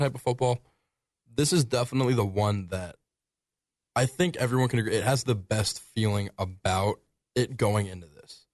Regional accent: Springfield, Ohio, United States; moved away; my hometown of Springfield

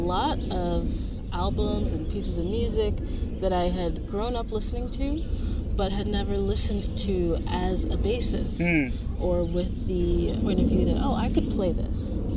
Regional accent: New Jersey, United States; also born or lived in South Orange, New Jersey; I'm from New Jersey

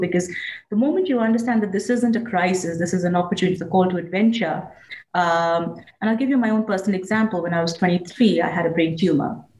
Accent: India; I grew up in India

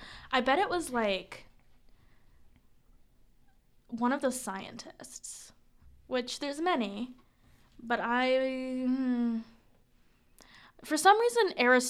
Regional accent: Des Moines, Iowa, United States; I'm from Iowa.

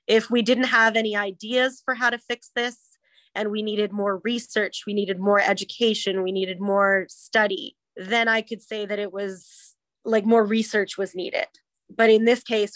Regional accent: Canada; I am incredibly Canadian

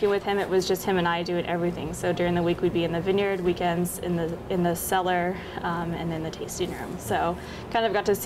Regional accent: Eugene, Oregon, United States; also born or lived in Sisters, Oregon; I grew up in Oregon. I grew up in Central Oregon in Sisters and in Eugene

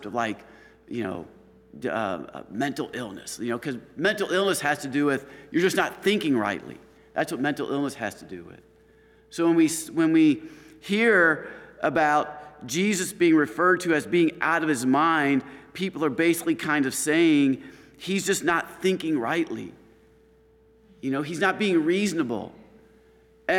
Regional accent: Chicago, Illinois, United States; also born or lived in Washington, D.C.; now in Stockbridge, United States; I'm coming from the Chicago area

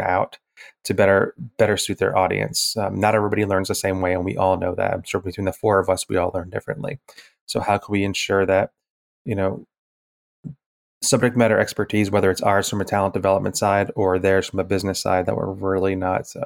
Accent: New England, United States; moved away; I'm originally from New England

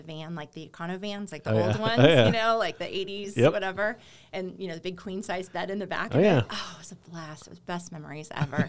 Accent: Kansas City, United States; also born or lived in Alexandria, Virginia; now in Colorado Springs, United States; I grew up in Kansas City

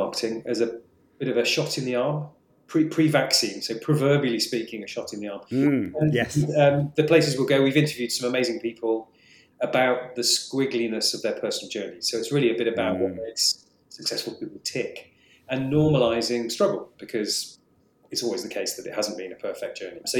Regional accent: England, United Kingdom; also born or lived in Scotland; I was born in Scotland. I've lived nearly all my life in England.

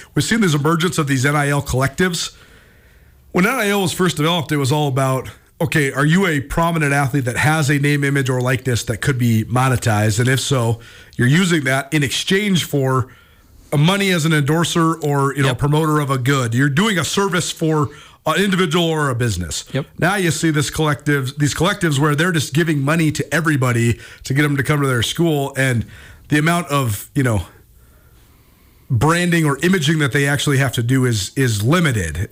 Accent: Missoula, Montana, United States; moved away as an adult; I grew up in Missoula

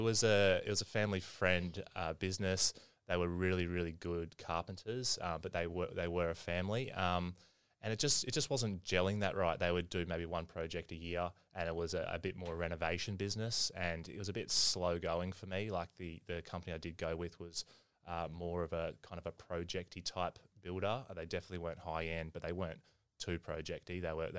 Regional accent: Brisbane, Queensland, Australia; born there; Yeah, mate, I was born in Wesley Hospital, so living in Paddington at the moment, haven't gone far, one suburb across.

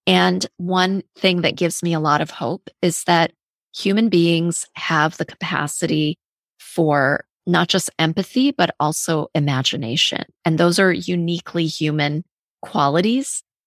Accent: Fort Wayne, Indiana, United States; also born or lived in Iran; so I was born in Iran and I went to elementary school in Fort Wayne, Indiana

